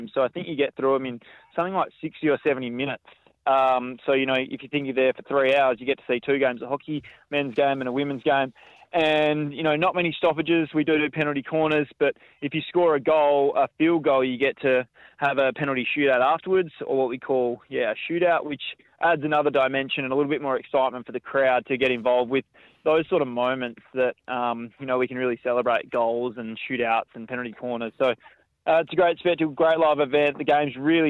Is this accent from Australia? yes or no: yes; Margaret River, Western Australia, Australia; now in Perth, Australia; I grew up in Margaret River